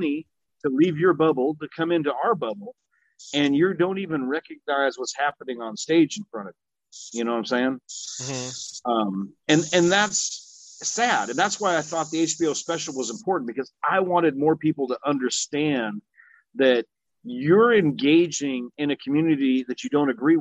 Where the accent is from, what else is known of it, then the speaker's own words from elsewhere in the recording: West Hollywood, California, United States; also born or lived in Compton, California; I grew up in Southern California, West Hollywood